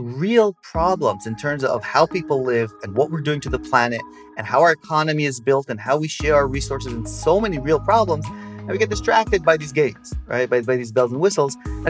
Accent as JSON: {"language": "English", "country": "Israel", "tie": "born or raised there", "accent": "American", "said": "So I grew up in Israel. And, you know, if we speak Hebrew, I'll be as obnoxious and short-tempered as every other Israeli. But my parents are American, so I have the accent. Grew up in Israel"}